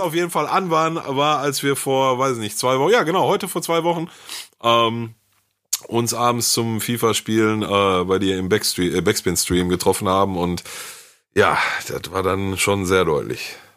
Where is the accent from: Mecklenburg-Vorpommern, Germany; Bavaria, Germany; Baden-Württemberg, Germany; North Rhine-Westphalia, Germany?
North Rhine-Westphalia, Germany; Ruhr area; bei uns im Ruhrgebiet